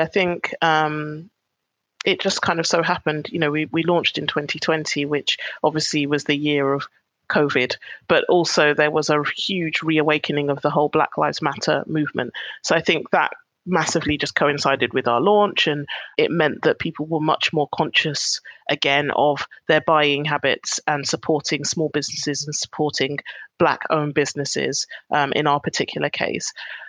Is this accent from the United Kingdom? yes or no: yes; United Kingdom; And, you know, being Black British is a big part of that.